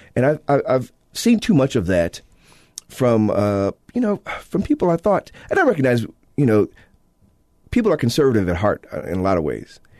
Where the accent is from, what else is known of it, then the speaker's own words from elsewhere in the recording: Illinois, United States; now in Utah, United States; my state of Illinois, my home state, uh, my native state of Illinois